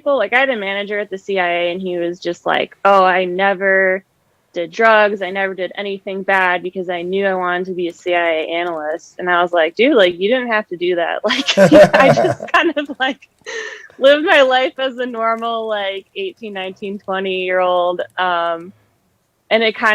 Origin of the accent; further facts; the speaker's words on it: Cleveland, Ohio, United States; moved away as an adult; also born or lived in Riverside, California / Monterey Bay, California / Montauk, New York; I was born in Riverside, California, and then we moved to Ohio when I was really young. So I basically grew up outside of Cleveland.